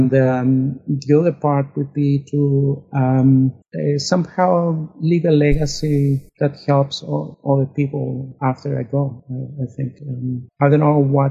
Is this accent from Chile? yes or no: yes; Chile; moved away; born back in Chile under a dictatorship